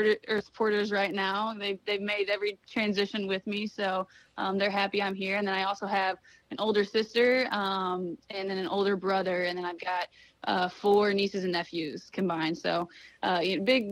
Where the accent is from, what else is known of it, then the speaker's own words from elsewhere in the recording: Thayer, Missouri, United States; I am a small town girl from southern Missouri. It's a super small town called Thayer, Missouri